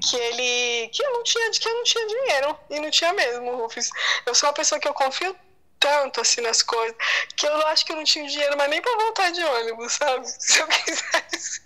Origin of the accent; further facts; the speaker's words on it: Brazil; somos nós brasileiros